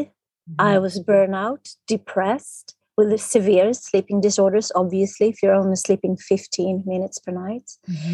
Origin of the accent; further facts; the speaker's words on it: Stockholm, Stockholm County, Sweden; I'm from Sweden, Stockholm, the capital of Sweden.